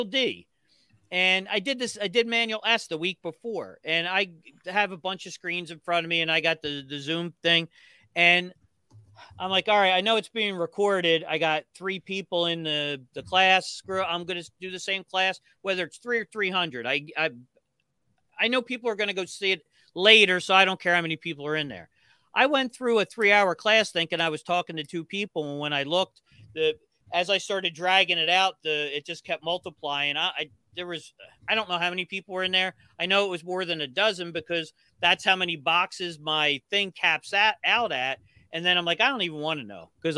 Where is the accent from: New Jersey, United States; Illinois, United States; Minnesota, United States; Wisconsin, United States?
New Jersey, United States; I'm from New Jersey.